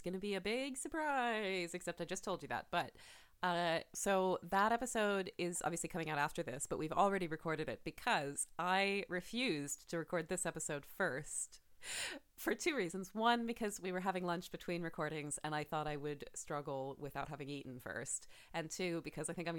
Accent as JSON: {"language": "English", "country": "United States", "said": "I'm an American child forever."}